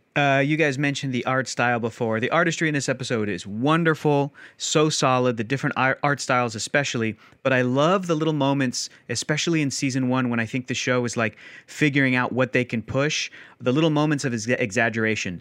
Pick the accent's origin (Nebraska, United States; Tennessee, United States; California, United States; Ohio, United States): California, United States; San Diego; I was born and raised in San Diego.